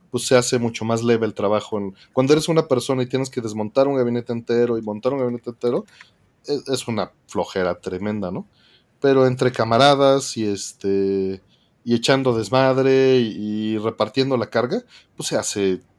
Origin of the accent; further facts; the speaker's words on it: Mexico City, Mexico; vengo de la Ciudad de México